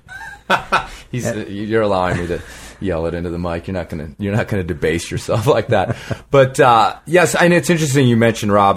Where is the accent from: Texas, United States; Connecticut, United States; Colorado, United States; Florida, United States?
Colorado, United States; moved away; also born or lived in Southern California; not only was I a Southern California climber, but I was from really from Colorado.